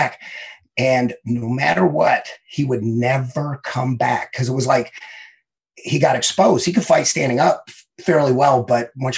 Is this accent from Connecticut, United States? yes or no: no; Detroit, Michigan, United States; I grew up in Southwest Detroit